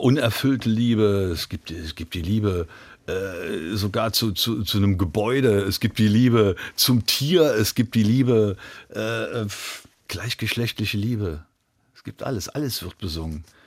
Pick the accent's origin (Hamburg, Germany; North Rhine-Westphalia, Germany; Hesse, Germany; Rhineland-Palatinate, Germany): Rhineland-Palatinate, Germany; Trier; in Trier, in meiner Heimatstadt